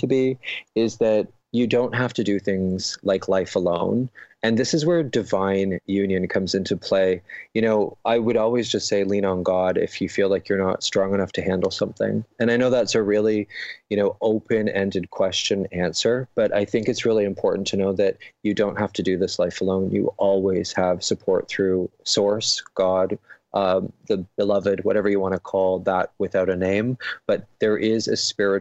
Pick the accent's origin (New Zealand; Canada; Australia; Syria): Canada; London, Ontario; my hometown in London, Ontario, in Canada